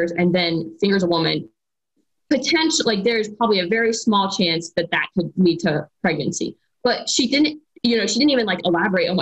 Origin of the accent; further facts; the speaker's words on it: Ohio, United States; moved away as an adult; I was born and raised in the same small town, and I attended. So I'm from Ohio originally